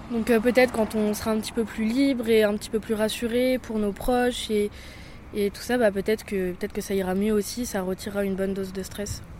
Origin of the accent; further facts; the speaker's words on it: north of Deux-Sèvres, Nouvelle-Aquitaine, France; moved away as an adult; now in Poitiers, France; de Toire, dans le nord de Sèvres, et voilà, je suis venue faire mes études à Poitiers.